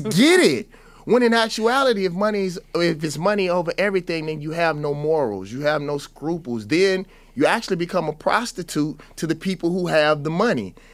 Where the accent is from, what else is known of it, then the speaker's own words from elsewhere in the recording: the South, United States; I was always taught as a Southerner